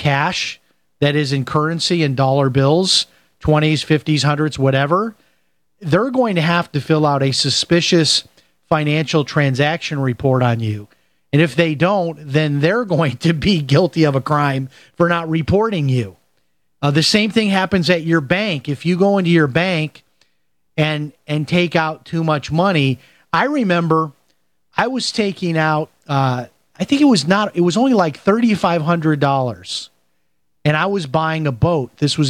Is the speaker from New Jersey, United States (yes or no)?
no; Chicago, Illinois, United States; And I grew up in Chicago, and I remember people doing that, people having thousands of dollars in cash around their house.